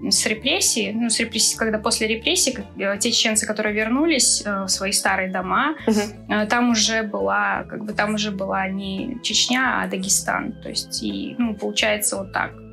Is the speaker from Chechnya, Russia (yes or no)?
yes; Chechnya, Russia; Я именно чеченка, и все традиции, все... Ну, я выросла и воспитана именно в чеченских традициях.